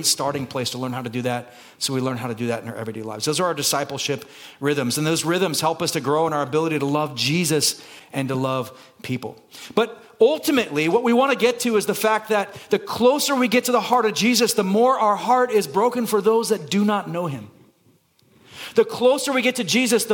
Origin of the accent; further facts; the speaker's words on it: Santa Cruz, California, United States; now in Burbank, United States; I'm from Santa Cruz. That movie is filmed in my hometown.